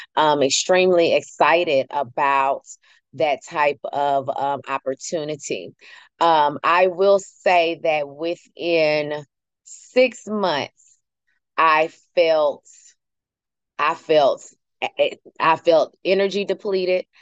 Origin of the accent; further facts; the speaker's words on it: United States; I can say that because I am one